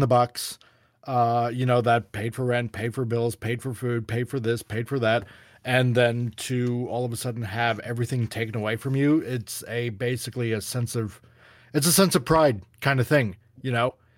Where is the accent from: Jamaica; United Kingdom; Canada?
Canada; I'm Canadian